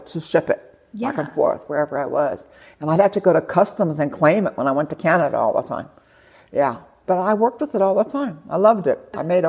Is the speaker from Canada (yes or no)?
no; West Coast, United States; I grew up on the West Coast.